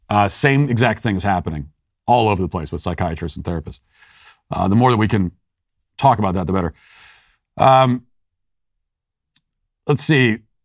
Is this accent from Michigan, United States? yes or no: no; Maryland, United States; A lot of it is the fact that I'm from Maryland. And in Maryland, if you've ever been there, the accent doesn't really make sense.